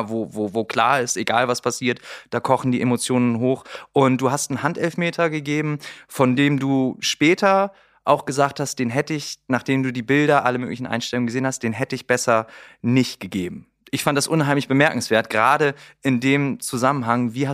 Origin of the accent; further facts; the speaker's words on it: Bremen, Germany; das sage ich als Bremer, natürlich mit, mit grünem Herzen an der Stelle, mit traurigen grünen Herzen